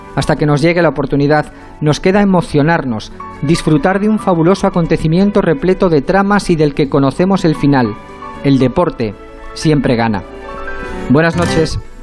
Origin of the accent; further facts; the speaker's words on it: Spain; Soy español